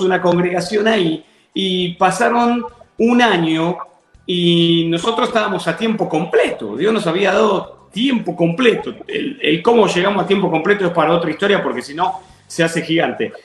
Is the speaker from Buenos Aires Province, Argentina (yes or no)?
yes; Adrogué, Buenos Aires Province, Argentina; moved away as an adult; also born or lived in Banfield / Lomas de Zamora; now in Texas, United States; Viví un tiempo, toda mi niñez, toda mi infancia la viví en la ciudad de Adrogué